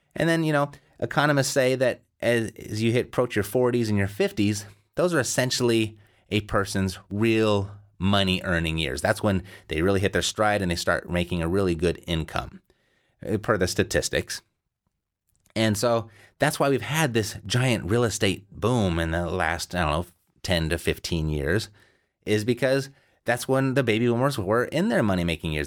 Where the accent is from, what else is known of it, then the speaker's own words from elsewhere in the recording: Southern California, United States; I'm from Southern California